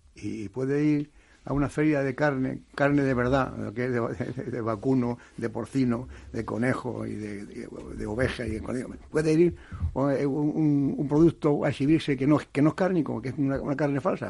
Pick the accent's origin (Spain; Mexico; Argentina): Spain; Toledo, Castilla-La Mancha; los que somos de Toledo